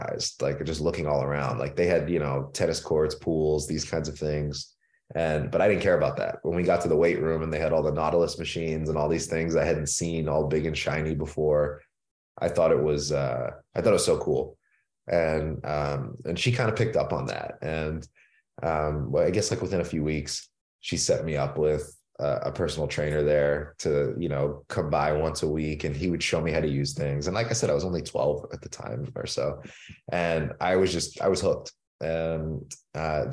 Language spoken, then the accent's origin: English; Pittsburgh, Pennsylvania, United States; I grew up in Pittsburgh, Pennsylvania, and it's a city that is very proud of its sports traditions